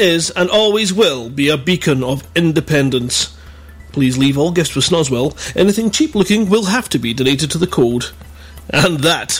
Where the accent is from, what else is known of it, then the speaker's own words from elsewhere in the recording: Scotland, United Kingdom; I'm Scottish.